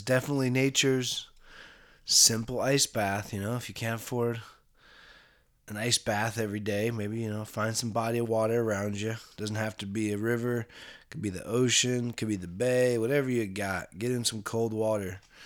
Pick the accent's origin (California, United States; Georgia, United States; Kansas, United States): California, United States; Bay Area; I grew up in the Bay Area here.